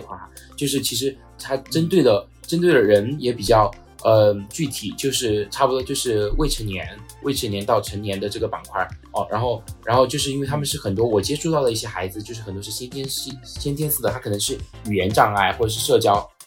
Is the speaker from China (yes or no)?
yes; China; 我们就是中国人